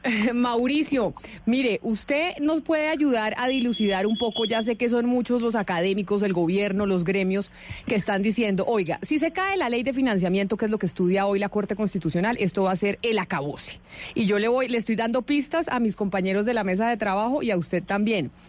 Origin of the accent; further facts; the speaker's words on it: Colombia; nuestro país, en Colombia